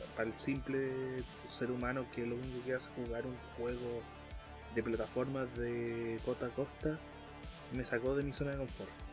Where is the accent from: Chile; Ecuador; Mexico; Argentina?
Chile; Como muchos chilenos